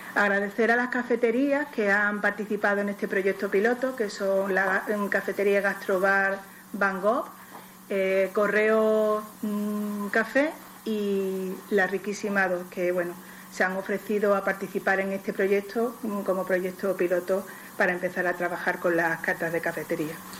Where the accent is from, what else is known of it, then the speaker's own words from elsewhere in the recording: Ceuta, Spain; somos todos ceutíes